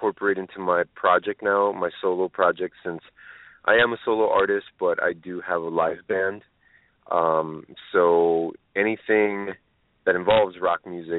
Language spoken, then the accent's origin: English; Los Angeles, California, United States; I was born in Los Angeles, but my family is from a small